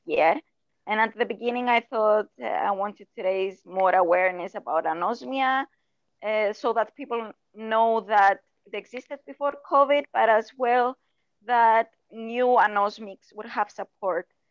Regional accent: Cyprus; I was born in Cyprus.

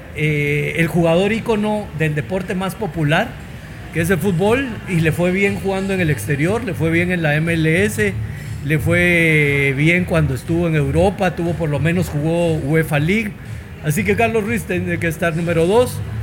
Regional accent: Guatemala; los tuiteros de Guatemala, como somos nosotros. O sea, como guatemaltecos

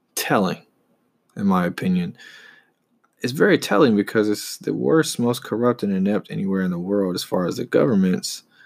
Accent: Charlotte, North Carolina, United States; being from Charlotte and being raised here

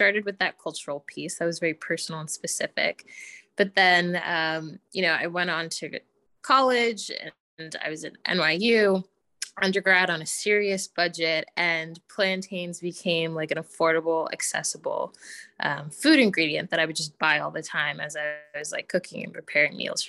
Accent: United States; I was born in the States, have always been very connected to my roots

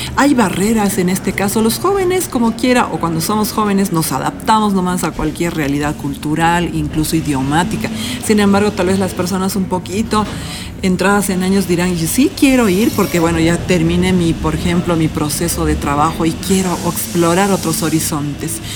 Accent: Bolivia; nosotros que somos latinoamericanos o latinos, bolivianos en este caso

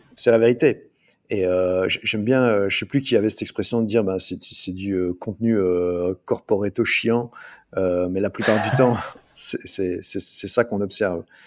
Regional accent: Liège, Wallonia, Belgium; je suis belge, je viens en Belgique du côté de Liège

